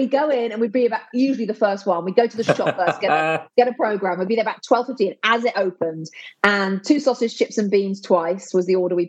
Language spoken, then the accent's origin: English; London, United Kingdom; also born or lived in Hammersmith; now in United States; I was born in Hammersmith, grew up in Ealing.